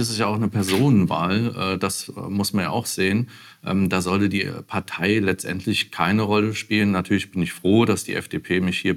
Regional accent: Bad Kreuznach, Rhineland-Palatinate, Germany; ich komme aus Bad Kreuznach. Äh, Winsenheim bin ich groß geworden. Ähm, habe zwischendurch auch in Bad Kreuznach gelebt und äh, wohne seit 2017 mit meiner Familie in Bosenheim.

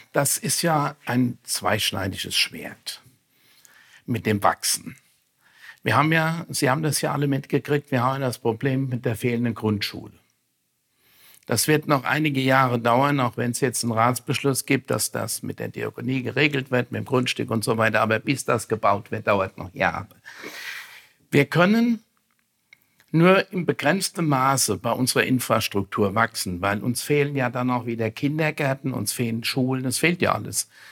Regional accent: Bad Kreuznach, Rhineland-Palatinate, Germany; zu Bad Kreuznach, zu unserer Kurstadt, zu meiner Heimatstadt

